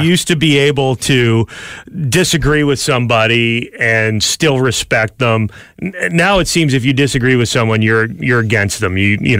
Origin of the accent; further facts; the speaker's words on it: London, Ontario, Canada; as a youngster growing up in London